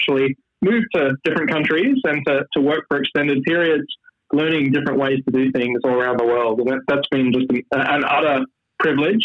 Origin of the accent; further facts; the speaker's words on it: Sydney, New South Wales, Australia; also born or lived in Boston, United States; now in Toronto, Canada; I grew up in Sydney, Australia, so I haven't lived there for a long time